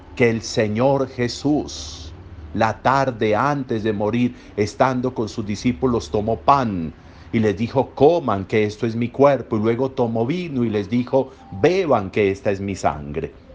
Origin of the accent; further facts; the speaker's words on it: Colombia; nosotros como colombianos